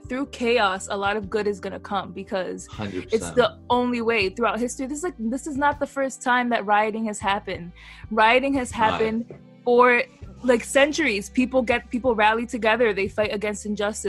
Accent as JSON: {"language": "English", "country": "United States", "said": "as an American"}